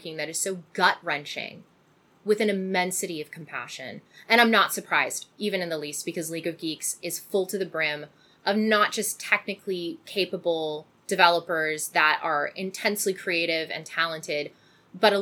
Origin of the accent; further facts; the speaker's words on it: Canada; I'm Canadian